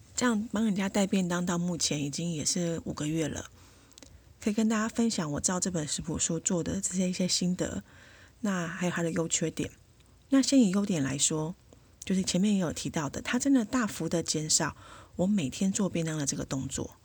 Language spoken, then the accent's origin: Chinese; Taiwan; 那像我们台湾人的习惯